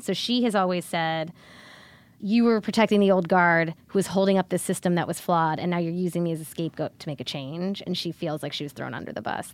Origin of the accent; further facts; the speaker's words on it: Cleveland, Ohio, United States; I'm from Cleveland.